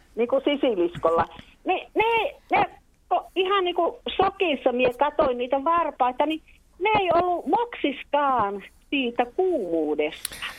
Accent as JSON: {"language": "Finnish", "region": "South Karelia", "country": "Finland", "also_born_or_lived": "Taipalsaari", "said": "Meillä Etelä-Karjalassa tehdään vastoja."}